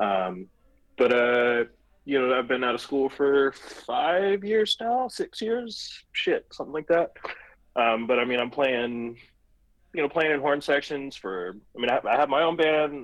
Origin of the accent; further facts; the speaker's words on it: Vestavia Hills, Alabama, United States; moved away; I grew up in Vestavia Hills is the town I grew up